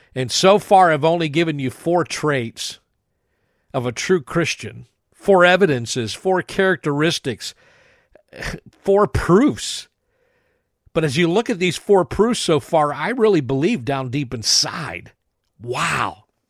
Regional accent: New Castle, Pennsylvania, United States; where I grew up in Newcastle, Pennsylvania.

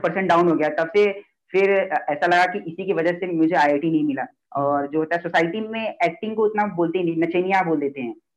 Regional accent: Mumbai, Maharashtra, India; मैं मुंबई से हूँ

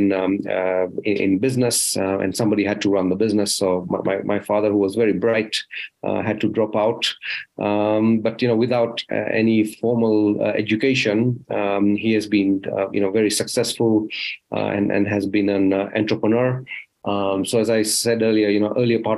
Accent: Rift Valley, Kenya; moved away; also born or lived in United Kingdom; I was born in Kenya in the Rift Valley. That's why I had my early childhood, and I've spent half my life outside Africa, in the UK

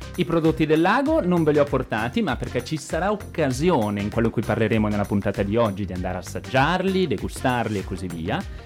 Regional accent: Ossuccio, Lombardy, Italy; io sono di Osuccio

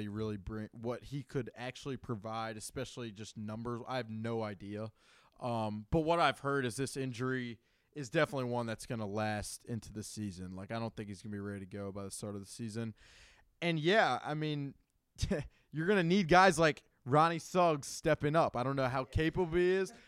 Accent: Birmingham, Alabama, United States; I'm from Birmingham, Alabama

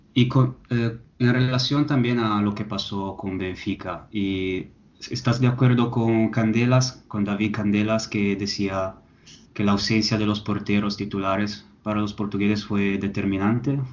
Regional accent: Italy; soy italiano

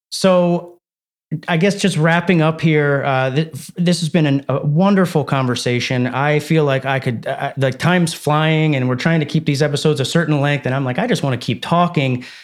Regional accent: Medford, New Jersey, United States; I grew up in suburban New Jersey as well in a place called Medford.

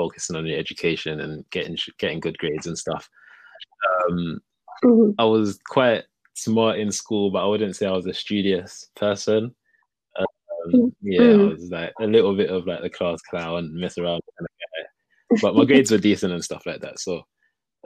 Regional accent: London, United Kingdom; being from Hackney, you know, poses its own kind of issues, I guess, growing up, especially like a young Black boy

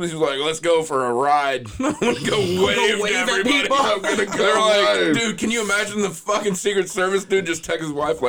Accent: Midwest, United States; Thank God I'm from the Midwest. I'm like super Midwest.

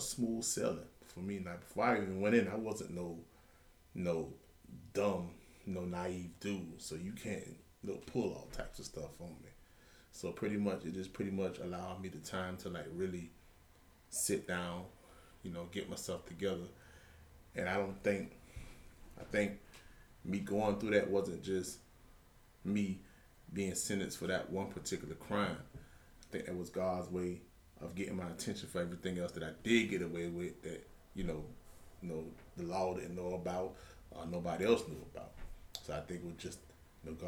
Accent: Savannah, Georgia, United States; Pretty much born and raised right here in Savannah, Georgia. Been here all my life, pretty much

